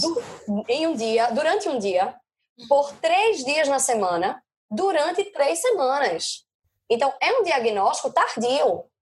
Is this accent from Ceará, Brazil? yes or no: no; Recife, Pernambuco, Brazil; moved away as an adult; now in Madrid, Spain; Eu sou recifense, mas moro em Madrid há três anos